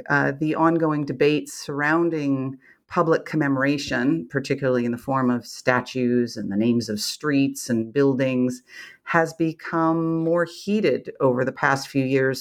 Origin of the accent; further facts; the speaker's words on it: Canada; as a Canadian